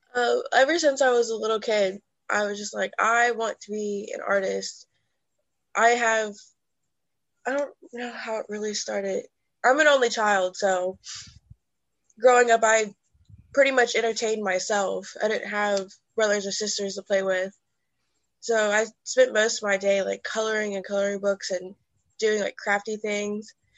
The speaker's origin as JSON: {"language": "English", "town": "Erlanger", "region": "Kentucky", "country": "United States", "moved": "as an adult", "lives_now": "Louisville, United States", "said": "I'm originally from Erlanger, Kentucky, which is right under Cincinnati. But right now, I'm living in Louisville, Kentucky"}